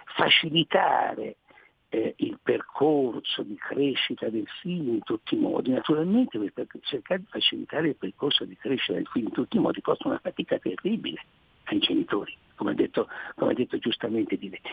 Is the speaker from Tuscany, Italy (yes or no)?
yes; Tuscany, Italy; dicono dalle mie parti, non so delle vostre, in Toscana